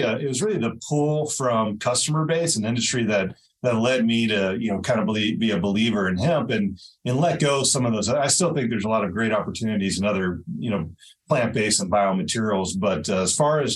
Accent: Louisville, Kentucky, United States; moved away as an adult; also born or lived in Bozeman, Montana / New York; now in Belgrade, Montana, United States; I was born and raised in Louisville, Kentucky

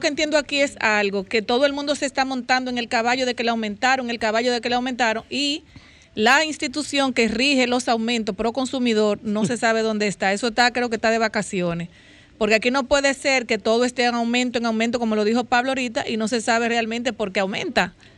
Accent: southern Dominican Republic, Dominican Republic; Los sureños comemos mucho

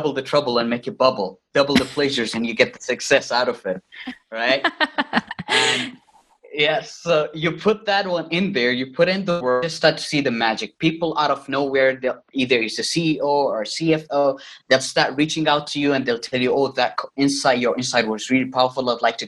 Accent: Riyadh, Riyadh Province, Saudi Arabia; moved away as an adult; now in Northern Cyprus; I was born and raised in Riyadh, Saudi Arabia

